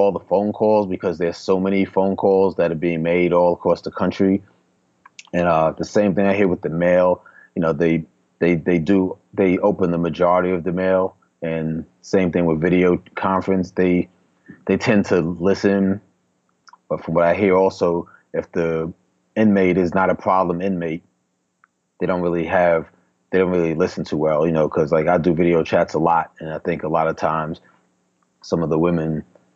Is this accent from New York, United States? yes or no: yes; New York City, New York, United States; now in Atlanta, United States; one guy that I grew up with in Queens